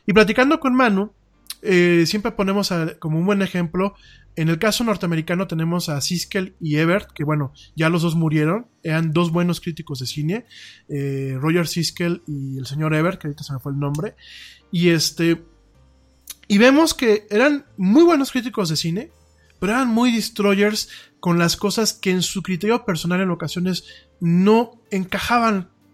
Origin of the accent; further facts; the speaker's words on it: Mexico; lo que somos los mexicanos en el día a día